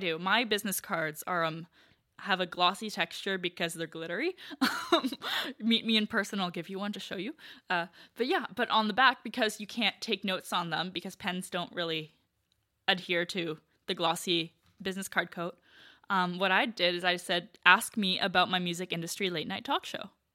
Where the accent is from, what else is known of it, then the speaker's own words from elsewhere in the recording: Canada; I'm from Canada